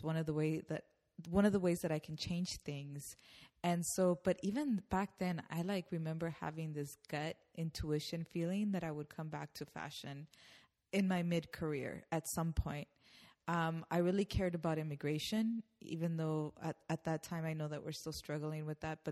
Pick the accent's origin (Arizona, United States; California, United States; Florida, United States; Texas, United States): California, United States; Los Angeles; first language Spanish; English is a second language; I'm from East Los Angeles. I was born here in the U.S. But when I was young, I just spoke Spanish